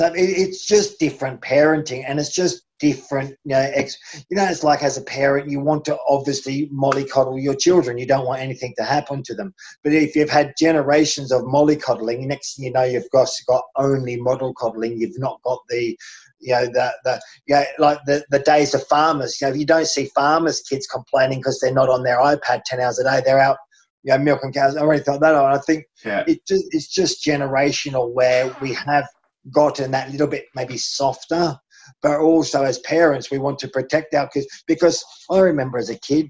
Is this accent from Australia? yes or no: yes; Australia; growing up in Australia in the 70s and 80s